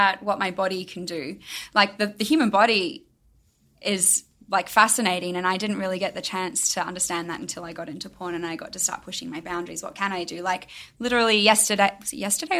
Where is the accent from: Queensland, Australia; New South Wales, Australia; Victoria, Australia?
Queensland, Australia; Brisbane; moved away as an adult; also born or lived in Melbourne; now in Los Angeles, United States; I lived in Melbourne, but my hometown was Brisbane in Australia.